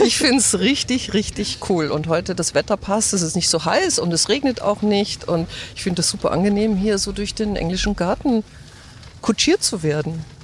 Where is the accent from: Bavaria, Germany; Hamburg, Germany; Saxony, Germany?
Bavaria, Germany; Grünwald; first language German; Wir sind aufgewachsen in Grünwald in einem ganz normalen Haus